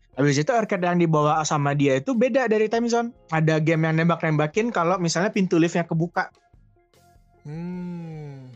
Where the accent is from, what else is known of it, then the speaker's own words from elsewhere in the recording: Sumatra, Indonesia; moved away; pas zaman kecil itu tinggalnya di Sumatera